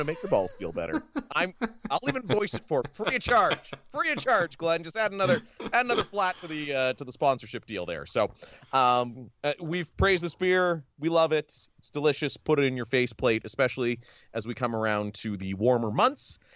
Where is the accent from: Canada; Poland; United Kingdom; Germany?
Canada; Ontario; We're both from Ontario